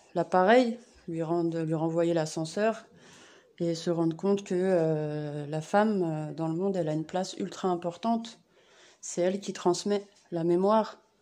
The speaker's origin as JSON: {"language": "French", "town": "Saint-Denis", "region": "Île-de-France", "country": "France", "tie": "born or raised there", "said": "Je suis née à Saint-Denis"}